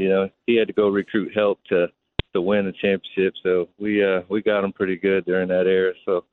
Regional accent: Detroit, Michigan, United States; now in Kentucky, United States; I grew up in Detroit during the Bad Boys era.

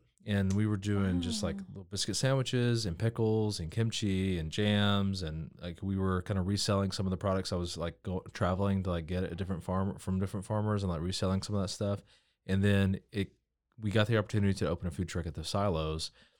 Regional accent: Georgia, United States; also born or lived in Nashville, United States; I am from Georgia originally. Moved to Waco from Nashville, Tennessee.

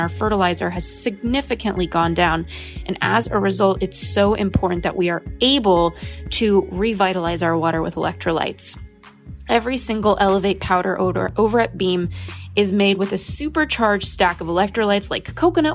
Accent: Los Angeles, California, United States; growing up in Los Angeles and influencer land

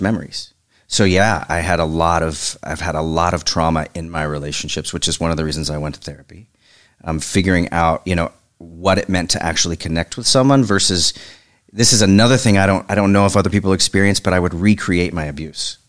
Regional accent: Oklahoma, United States; moved away as an adult; I'm from Oklahoma, so I suddenly went from small town to big city

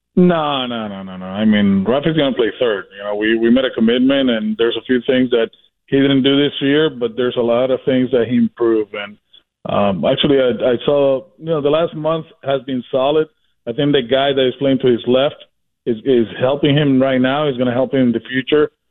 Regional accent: Puerto Rico; now in Boston, United States; I'm from Puerto Rico

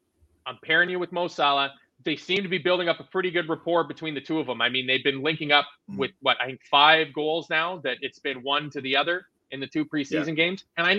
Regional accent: Canada; Now, I know that I'm Canadian

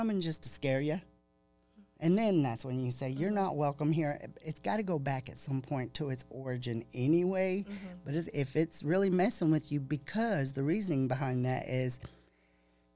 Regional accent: the Bible Belt, Texas, United States; growing up in the Bible Belt here

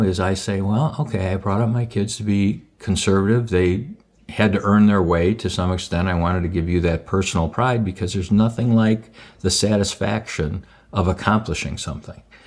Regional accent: Skokie, Illinois, United States; I was born and raised in Skokie

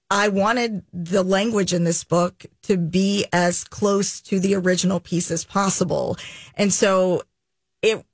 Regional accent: Jackson, Tennessee, United States; moved away; also born or lived in Chattanooga, Tennessee; Jackson, which is where I grew up

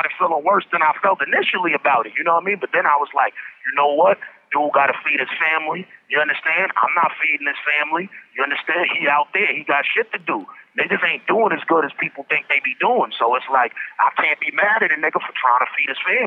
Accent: New York City, New York, United States; I'm from the East New York, we don't come from the culture of promoting that type of shit

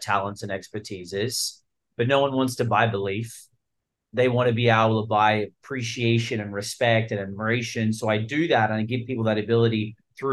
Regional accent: Australia; accent: Australian; also born or lived in Los Angeles, United States; now in Miami, United States; I was born in Australia. Let's clear up the Australian accent part

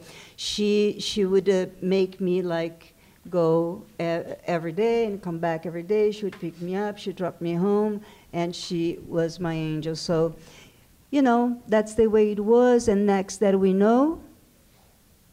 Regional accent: Brazil; first language Portuguese; English is a second language; moved away

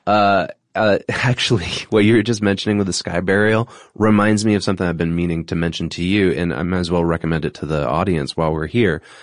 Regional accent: New England, United States; my experience growing up in New England

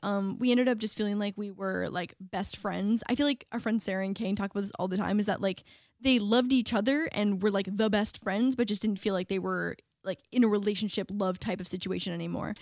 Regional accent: small town an hour from Toronto, Ontario, Canada; moved away as an adult; now in Los Angeles, United States; was in the States now as a Canadian

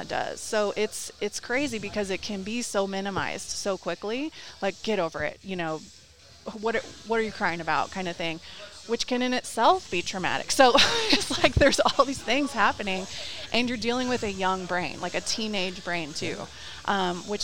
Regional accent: Dallas, Texas, United States; moved away; I'm from Dallas originally.

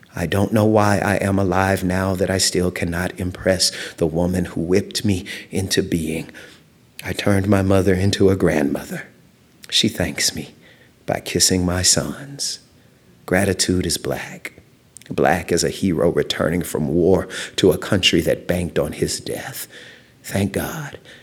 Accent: Louisiana, United States; moved away; also born or lived in East Texas / San Diego, California; I grew up in Louisiana

